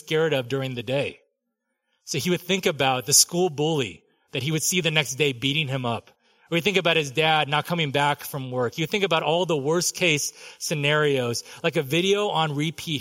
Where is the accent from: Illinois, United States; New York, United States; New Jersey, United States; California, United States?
California, United States; Southern; I grew up in Southern California